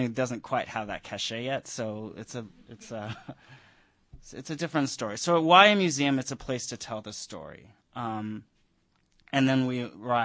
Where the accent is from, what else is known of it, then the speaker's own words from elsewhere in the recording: Denver, Colorado, United States; I grew up in Denver